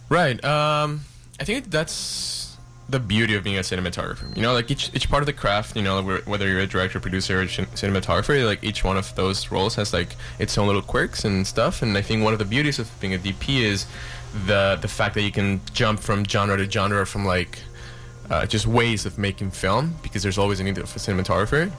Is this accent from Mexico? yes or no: yes; Mexico; now in Vancouver, Canada; I'm from Mexico